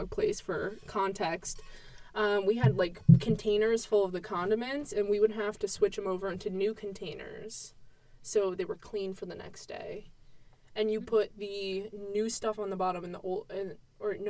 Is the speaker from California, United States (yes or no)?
no; Connecticut, United States; I'm from Connecticut